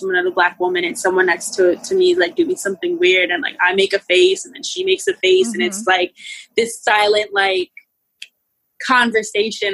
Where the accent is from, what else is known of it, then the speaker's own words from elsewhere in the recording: United States; the first generation in my entire family to be born here is me and my sisters and my cousins